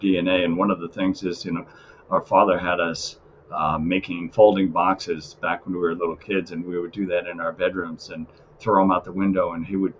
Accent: Worcester, Massachusetts, United States; we grew up in Worcester

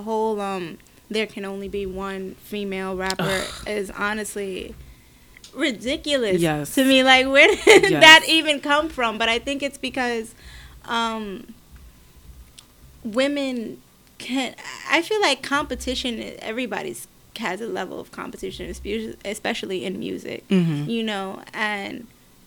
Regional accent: New York City, New York, United States; I'm from the Bronx

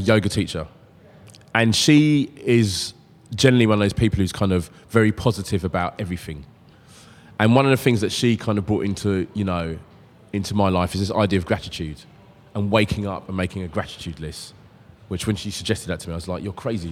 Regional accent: London, United Kingdom; I'm growing up in South London

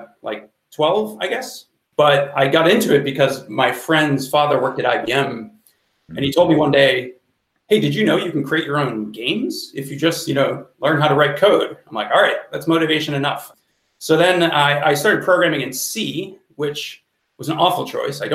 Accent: Boston, Massachusetts, United States; I grew up around the Boston area

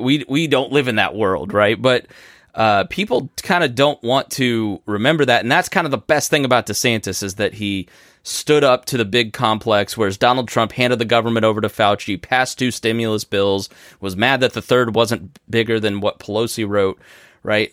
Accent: Indiana, United States; here in my hometown

